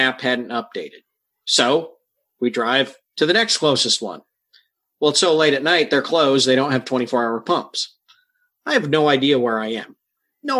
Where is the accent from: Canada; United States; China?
United States; Michigan; now in Ohio, United States; I'm from Ohio. I grew up in Michigan